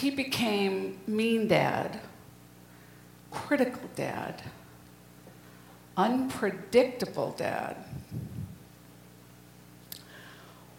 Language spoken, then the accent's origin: English; New England, United States; I was born in 1952 in New England